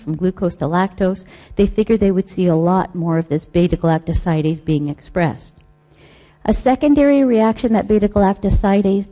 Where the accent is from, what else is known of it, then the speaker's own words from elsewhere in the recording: Canada; I'm Canadian